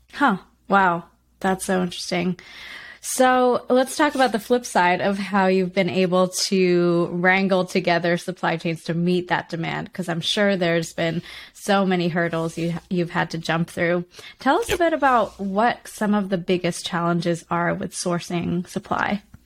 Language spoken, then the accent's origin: English; Canada; as a kid growing up in Canada